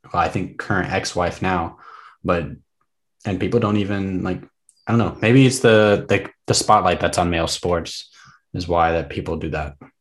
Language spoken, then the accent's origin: English; the South, United States; I grew up in the South, or I didn't grow up in the South. I'm from the South. I have a big South family.